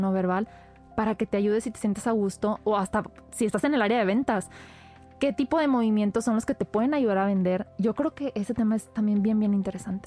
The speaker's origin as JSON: {"language": "Spanish", "town": "Monterrey", "region": "Nuevo León", "country": "Mexico", "said": "somos regios y, ah, las palabras aquí nos fluyen hasta por los codos"}